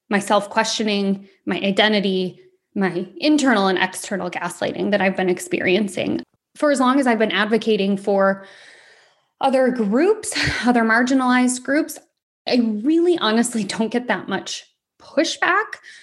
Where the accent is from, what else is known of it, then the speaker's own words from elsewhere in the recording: Michigan, United States; From Michigan